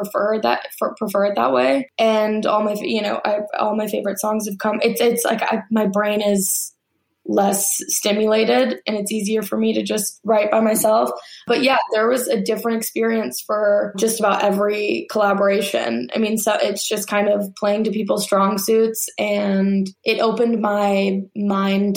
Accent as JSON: {"language": "English", "region": "Alabama", "country": "United States", "tie": "born or raised there", "said": "I grew up in Alabama"}